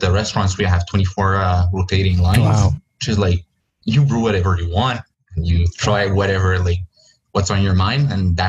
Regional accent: Joliet, Illinois, United States; But then I come from Joliet, so L'Interlude, now known as L'Albion, like was one of the spots where I actually like went and got my first beers.

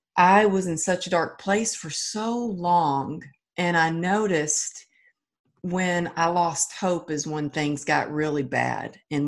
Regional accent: Texas, United States; I'm from Texas and I was taught, you know, you got to be a cowgirl.

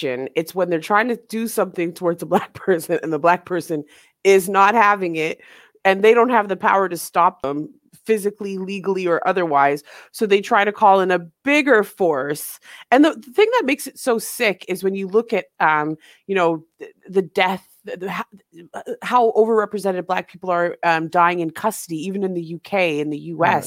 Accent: Canada; also born or lived in Jamaica; now in England; I'm from Canada, I live in England

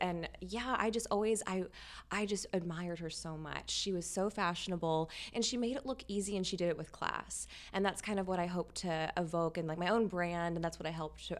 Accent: Louisiana, United States; moved away; also born or lived in Texas / New York; Louisiana and Texas. I moved around a lot. Gotcha. But yes, I grew up in Louisiana.

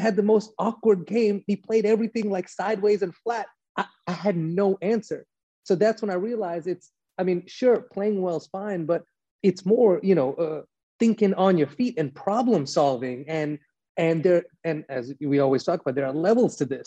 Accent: Los Angeles, California, United States; West Coast hip hop and grew up on Death Row and as LA as it comes

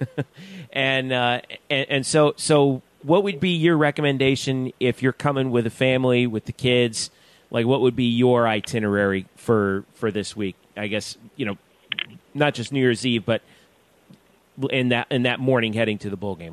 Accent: South Florida, United States; also born or lived in Georgia; I'm from South Florida

